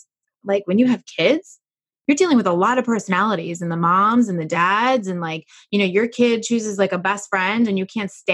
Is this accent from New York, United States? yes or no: yes; New York, United States; I'm a New Yorker